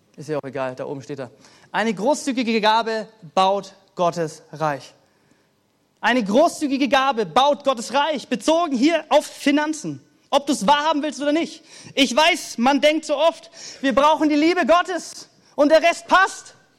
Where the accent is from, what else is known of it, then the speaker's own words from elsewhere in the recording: Germany; so privilegiert sind als Deutsche